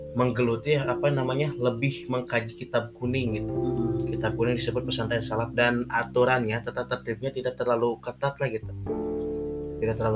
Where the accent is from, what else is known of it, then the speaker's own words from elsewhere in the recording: Sukabumi, West Java, Indonesia; Perkenalkan … berasal dari Sukabumi, tanggal lahir 27 Maret tahun 2002.